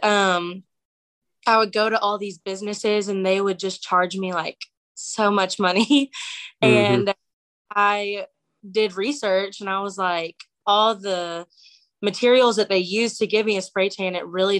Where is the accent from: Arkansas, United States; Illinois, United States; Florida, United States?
Arkansas, United States; Northwest; I'm from Northwest Arkansas